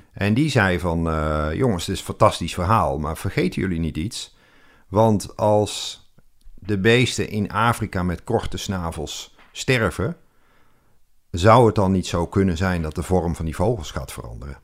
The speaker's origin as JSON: {"language": "Dutch", "town": "Moergestel", "region": "North Brabant", "country": "Netherlands", "tie": "born or raised there", "said": "ik kom uit Brabant. Oh. Eh, Midden-Brabant."}